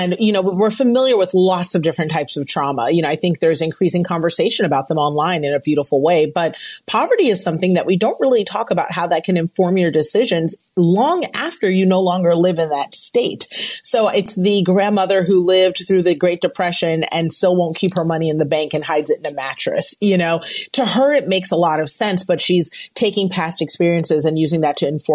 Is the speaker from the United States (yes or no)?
yes; United States; I'm an American